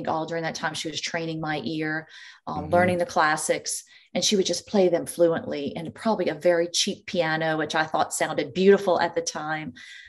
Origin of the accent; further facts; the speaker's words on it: Louisiana, United States; Sure. I was born and raised in this beautiful city.